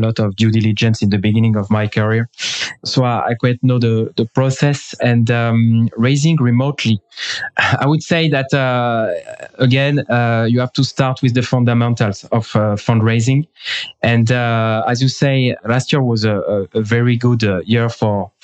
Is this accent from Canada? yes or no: no; France; also born or lived in England; now in Israel; I am from France. Now I am in Israel.